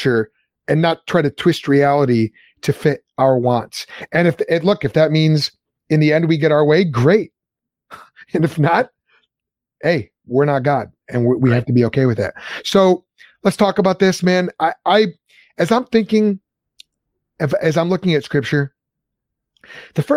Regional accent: Lombard, Illinois, United States; I grew up in Lombard

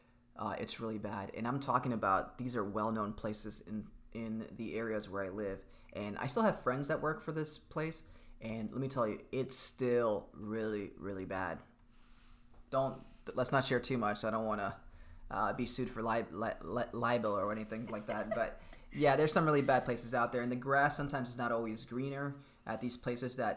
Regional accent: Miami, Florida, United States; I'm from Miami

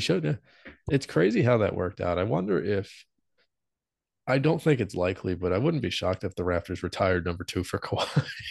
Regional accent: Philadelphia, Pennsylvania, United States; we're from Philly

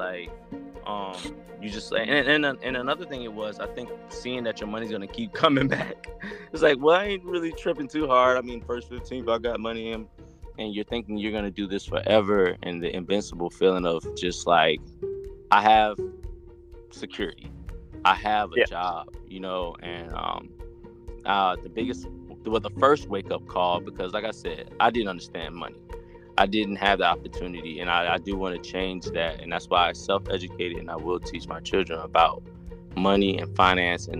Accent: South Carolina, United States; moved away as an adult; I'm from South Carolina, dude. Never left this town

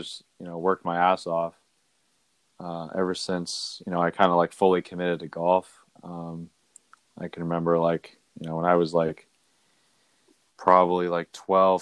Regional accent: Bellingham, Washington, United States; I grew up in Bellingham, Washington, small town, kind of up near the border

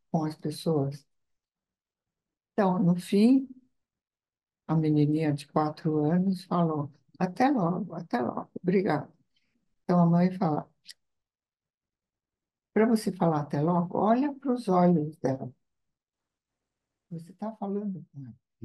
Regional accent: Italy; moved away; na minha terra não tem. Uhum, uhum. tem que é a Itália.

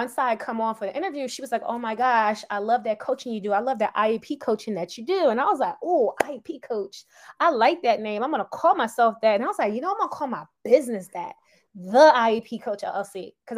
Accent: Philadelphia, Pennsylvania, United States; I'm from Philadelphia, born and raised

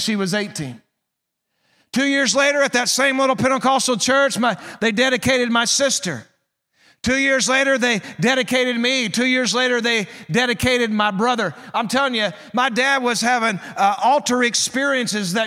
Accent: Southwest Missouri, United States; I'm from Southwest Missouri. That's where I grew up.

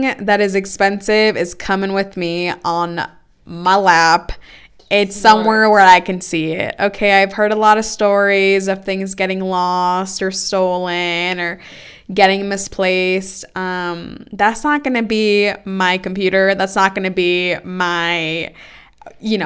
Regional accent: Oakland, California, United States; first language Spanish; English is a second language; being born and raised in Oakland, which is a super diverse place

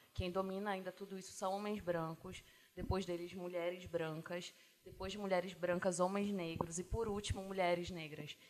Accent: Belém, Pará, Brazil; Eu sou daqui de Belém.

